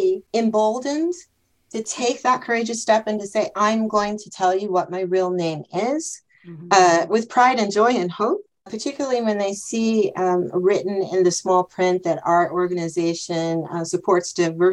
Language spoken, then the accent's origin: English; United States; accent: American; moved away as an adult; now in Germany; when I would travel back home to visit my mom in the States